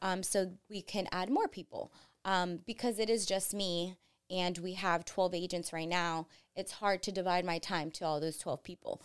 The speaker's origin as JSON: {"language": "English", "region": "Florida", "country": "United States", "tie": "born or raised there", "also_born_or_lived": "Colombia / New Jersey", "said": "We packed up all of our stuff and moved down to Florida"}